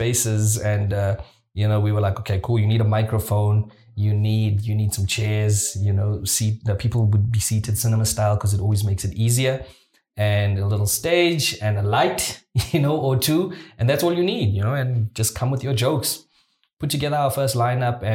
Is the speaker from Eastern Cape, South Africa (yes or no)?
yes; Mthatha, Eastern Cape, South Africa; moved away; also born or lived in Johannesburg; I come from a small town. I'm from Mthatha in the Eastern Cape